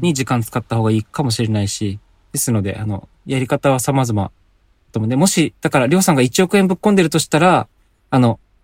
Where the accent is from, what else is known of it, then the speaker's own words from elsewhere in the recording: Hokkaido, Japan; now in Aichi, Japan; 僕も北海道出身で